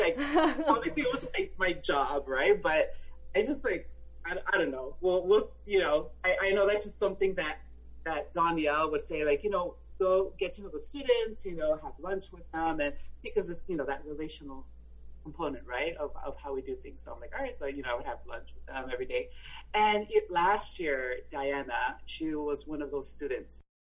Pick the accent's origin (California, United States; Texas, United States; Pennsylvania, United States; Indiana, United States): Texas, United States; El Paso; first language Spanish; English is a second language; moved away as an adult; also born or lived in South Korea / Fairfax, Virginia; now in Alexandria, United States; I was born and raised in El Paso, Texas, which is a border city with Ciudad Juarez in Mexico.